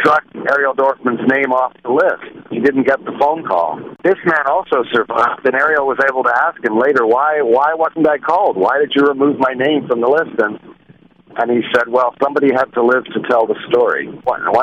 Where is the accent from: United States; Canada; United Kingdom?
Canada; I'm a Canadian. I feel very much a Canadian